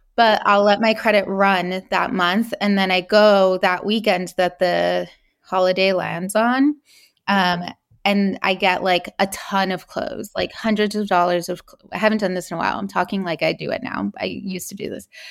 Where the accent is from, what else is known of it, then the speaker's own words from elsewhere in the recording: California, United States; I was born in California, um, to immigrant parents